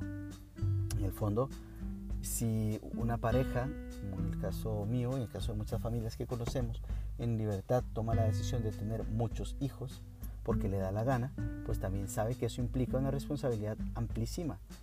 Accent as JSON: {"language": "Spanish", "country": "Costa Rica", "said": "soy de Costa Rica"}